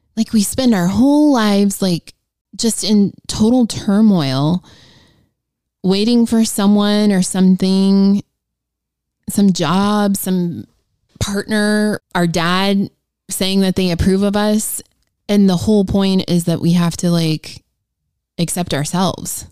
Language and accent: English; Ohio, United States; I am a school teacher from Ohio